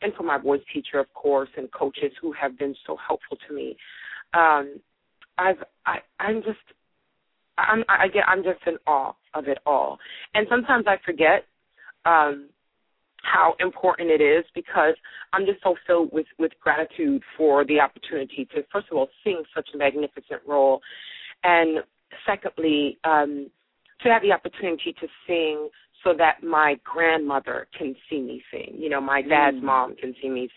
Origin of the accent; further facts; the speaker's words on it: Brooklyn, New York, United States; I grew up in Brooklyn in a brownstone